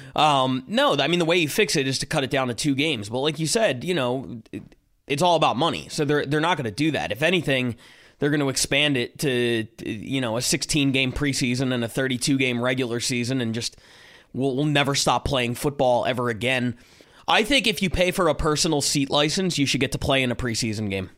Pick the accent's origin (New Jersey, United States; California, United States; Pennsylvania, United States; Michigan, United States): Pennsylvania, United States; Philadelphia; I'm coming from Philadelphia